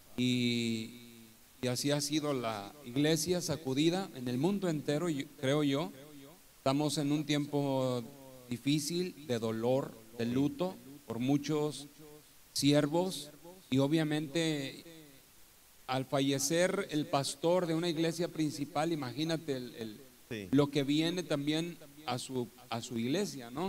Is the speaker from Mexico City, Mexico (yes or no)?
no; Torreón, Coahuila, Mexico; moved away as an adult; also born or lived in Álamo, Veracruz; now in Poza Rica, Mexico; yo soy de Torreón, Coahuila, del norte de México